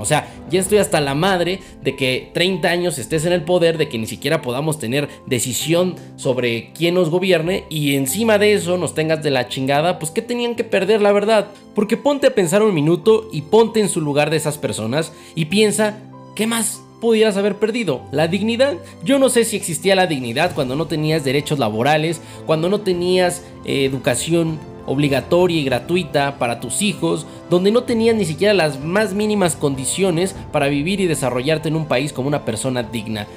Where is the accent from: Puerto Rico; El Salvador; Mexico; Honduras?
Mexico